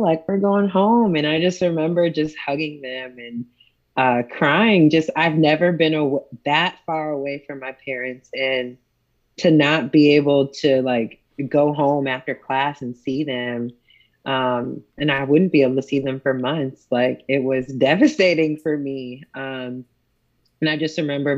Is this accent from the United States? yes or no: yes; Buffalo, New York, United States; moved away as an adult; also born or lived in Texas; now in Dallas, United States; I'm from Buffalo, New York